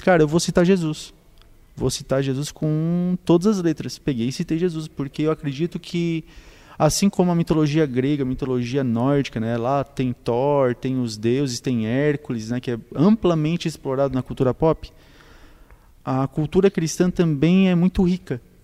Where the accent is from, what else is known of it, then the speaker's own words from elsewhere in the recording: Tubarão, Santa Catarina, Brazil; also born or lived in Sombrio; Eu nasci aqui, morei aqui até os oito anos